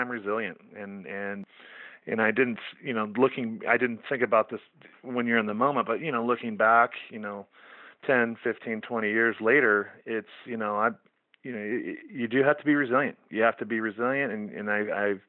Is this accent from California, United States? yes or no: yes; Central California, United States; moved away as an adult; also born or lived in Oregon; I'm from Central California